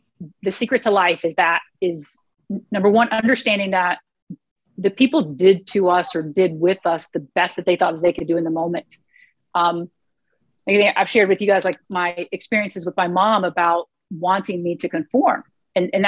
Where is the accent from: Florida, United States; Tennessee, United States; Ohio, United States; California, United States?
Florida, United States; Clewiston area; moved away; also born or lived in lower Alabama; growing up down there